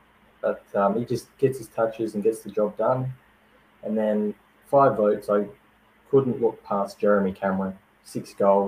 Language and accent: English; Adelaide, South Australia, Australia; also born or lived in Whyalla; See, I was born in Waiala, which is a slight country town, and I moved to Adelaide a couple of years later